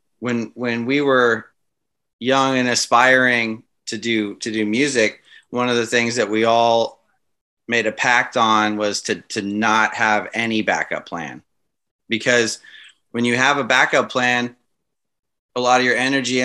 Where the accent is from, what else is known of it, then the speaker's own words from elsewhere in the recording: Los Angeles, California, United States; also born or lived in Santa Monica / Orange County; I'm from the Los Angeles area